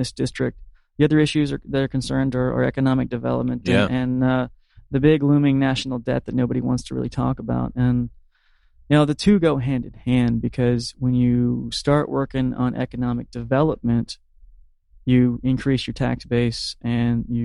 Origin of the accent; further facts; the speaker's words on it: Marianna, Florida, United States; I'm a native of the Panhandle. I grew up in Mariana, you know, middle class.